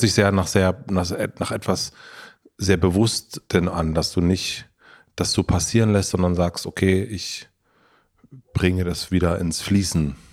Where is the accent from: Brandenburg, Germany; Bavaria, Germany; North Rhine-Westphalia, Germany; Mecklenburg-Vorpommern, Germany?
Brandenburg, Germany; southern; aus Südbrandenburg